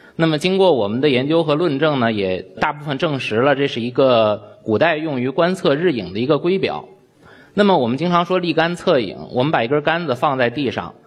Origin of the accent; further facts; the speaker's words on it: China; 我们中国人